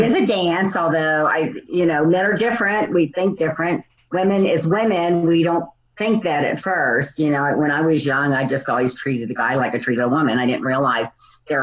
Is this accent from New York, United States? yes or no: no; New Orleans, Louisiana, United States; now in Phoenix, United States; I'm originally from New Orleans, Louisiana, and now I live in Phoenix, Arizona